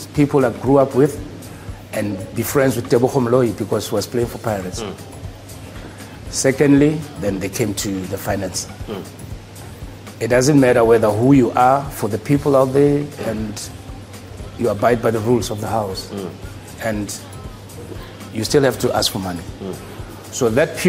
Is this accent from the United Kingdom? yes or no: no; Soweto, Gauteng, South Africa; I grew up in Soweto, in Dube